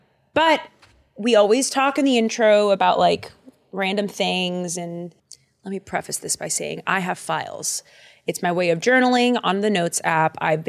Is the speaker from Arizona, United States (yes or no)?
no; Boston, Massachusetts, United States; But I'm from Boston.